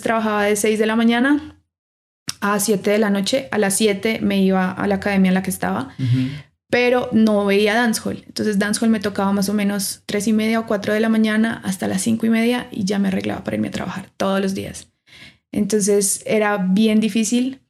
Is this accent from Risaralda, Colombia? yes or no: yes; Pereira, Risaralda, Colombia; moved away as an adult; now in Bogotá, Colombia; Me gradué de la Universidad Tecnológica de Pereira, yo soy de Pereira